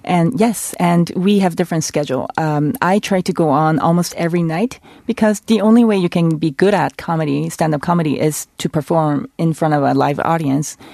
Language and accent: English; South Korea; a female Korean woman